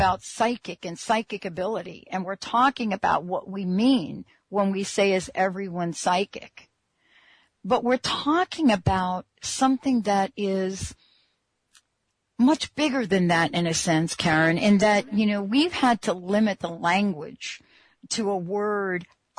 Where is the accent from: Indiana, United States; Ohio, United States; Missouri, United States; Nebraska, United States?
Missouri, United States; I'm like, what's that state where you're from? I'm from Missouri.